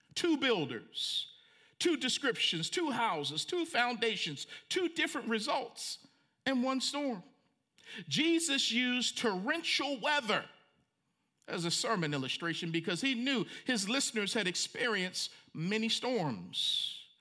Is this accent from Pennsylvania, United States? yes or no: no; Franklin, Tennessee, United States; in my hometown of Franklin, Tennessee